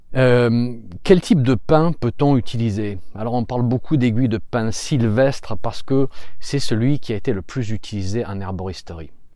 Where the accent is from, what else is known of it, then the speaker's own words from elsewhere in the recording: France; chez nous en France